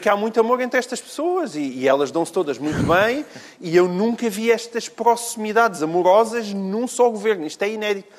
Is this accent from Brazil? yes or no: no; Portalegre, Alentejo, Portugal; moved away; eu sou alentejano, eu sou de Porto Alegre